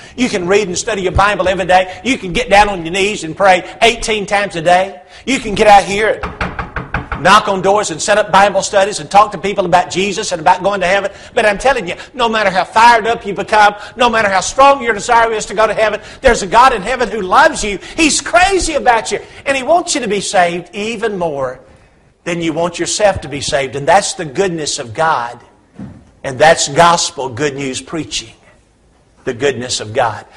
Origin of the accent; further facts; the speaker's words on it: Huntsville, Alabama, United States; moved away as an adult; now in Hendersonville, United States; I grew up over here in Huntsville, about 50 miles away.